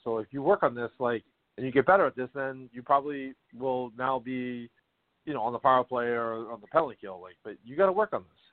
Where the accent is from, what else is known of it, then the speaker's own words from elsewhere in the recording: Boston, Massachusetts, United States; my hometown Boston Bruins